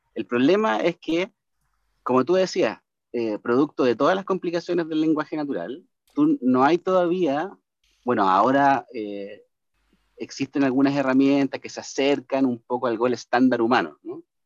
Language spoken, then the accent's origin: Spanish; Chile; cómo somos los chilenos en general